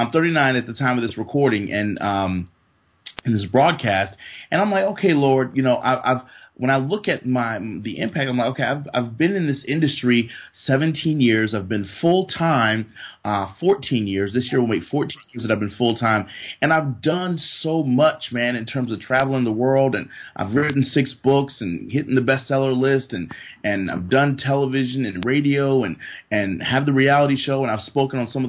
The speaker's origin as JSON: {"language": "English", "region": "Florida", "country": "United States", "tie": "born or raised there", "moved": "as an adult", "lives_now": "Fort Worth, United States", "said": "born and raised in Florida"}